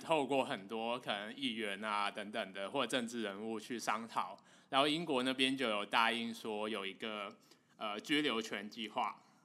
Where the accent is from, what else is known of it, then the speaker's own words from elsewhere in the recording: Hong Kong; 我是一个香港人，然后香港是我土生土长、从小到大成长的一个地方